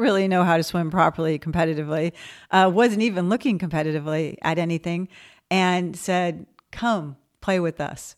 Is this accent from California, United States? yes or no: yes; West Covina, California, United States; moved away as an adult; I was a non-disabled kid growing up in West Covina